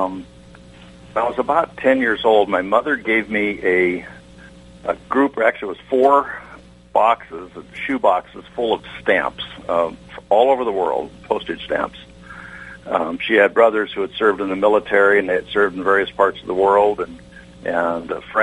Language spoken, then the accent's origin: English; the deserts of California, United States; accent: Westerner; moved away; I grew up in the deserts of California